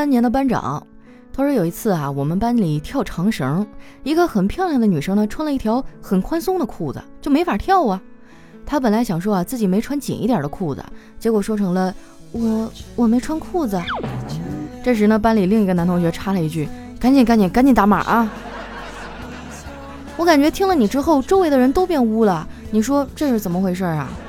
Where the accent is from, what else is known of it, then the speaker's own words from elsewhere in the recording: Qitaihe, Heilongjiang, China; moved away; 老乡啊，七台河。哎呀，我都好久没有回去了